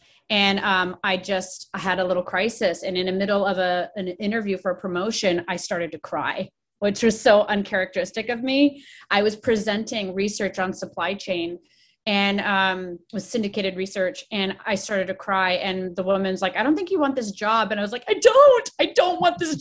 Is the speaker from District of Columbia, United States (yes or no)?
yes; Washington, District of Columbia, United States; moved away as an adult; now in Oregon, United States; I grew up in Washington, D.C., or right up in the suburbs of the metro D.C. area